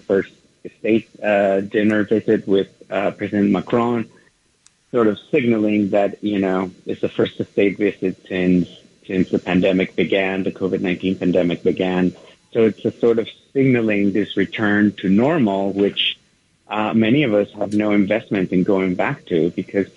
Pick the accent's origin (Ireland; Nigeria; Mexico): Mexico; Mexico City; moved away as an adult; now in New York, United States; Well, I was born and raised in Mexico City. I migrated to the U.S., to New York in particular, 23 years ago.